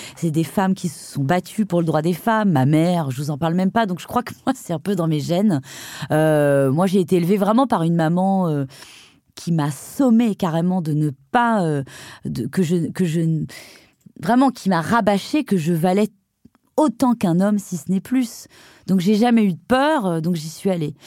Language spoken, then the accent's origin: French; Brittany, France; je suis bretonne